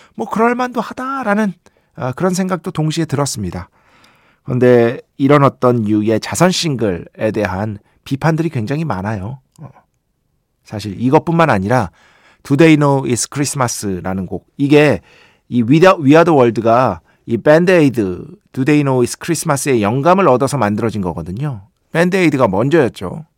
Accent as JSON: {"language": "Korean", "region": "Seoul", "country": "South Korea", "tie": "born or raised there", "said": "제가 중학교 때까지 이제 용산구에 살았잖아요. 중학교 때까지"}